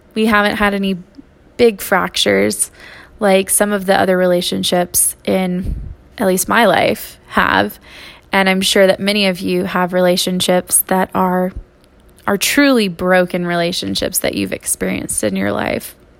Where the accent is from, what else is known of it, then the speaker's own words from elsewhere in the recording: Texas, United States; moved away; I'm a Texan